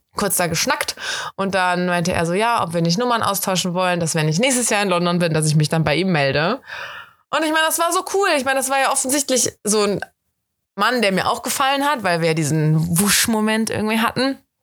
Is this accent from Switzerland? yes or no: no; Germany; accent: German; mit meinem deutschen Akzent